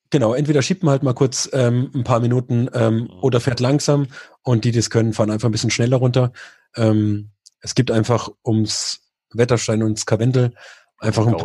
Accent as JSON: {"language": "German", "town": "Murnau", "region": "Bavaria", "country": "Germany", "said": "bei uns in Murnau, also da, wo ich herkomme"}